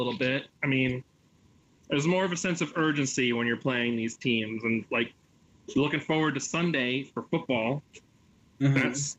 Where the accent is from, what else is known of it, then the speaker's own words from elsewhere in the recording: Philadelphia area, Pennsylvania, United States; I'm technically a Philadelphian, but you look outside my door and I have trees.